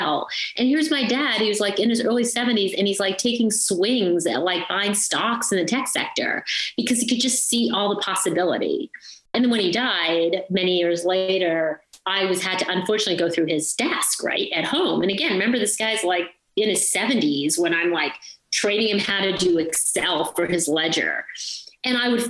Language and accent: English; St. Catharines, Ontario, Canada; moved away; So I grew up in St. Catharines, Ontario. My parents immigrated to Canada when I was two. So I grew up in Ontario, and that's all I can really remember.